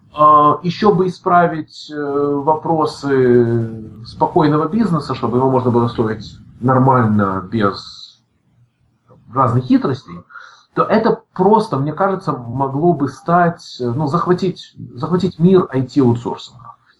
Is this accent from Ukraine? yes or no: yes; Odesa, Odesa Oblast, Ukraine; moved away as an adult; also born or lived in San Francisco, United States; now in Los Angeles, United States; я родился, закончил школу в Одессе, я уехал в Америку в 91 году